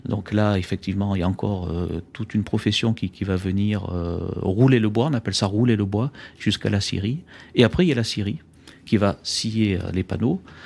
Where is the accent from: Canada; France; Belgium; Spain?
France; Auvergne-Rhône-Alpes; je suis auvergnat